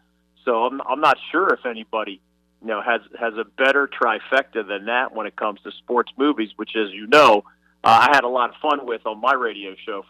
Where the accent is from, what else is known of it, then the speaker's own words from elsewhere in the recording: Philadelphia, Pennsylvania, United States; I saw my hometown Philadelphia Phillies win in person at the old Veterans Stadium back in 1980 as a little kid.